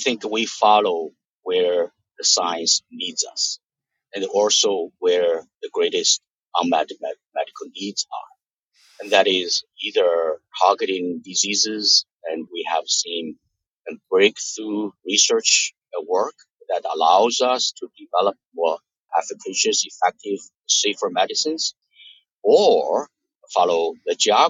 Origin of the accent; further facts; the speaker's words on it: Hunan, China; moved away as an adult; also born or lived in New Jersey, United States; now in United States; I was born in Hunan, China